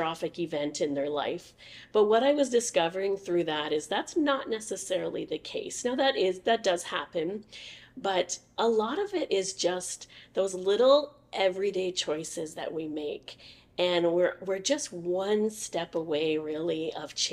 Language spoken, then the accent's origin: English; Oshawa, Ontario, Canada; now in Leamington, Canada; I was born and raised in Oshawa, Ontario.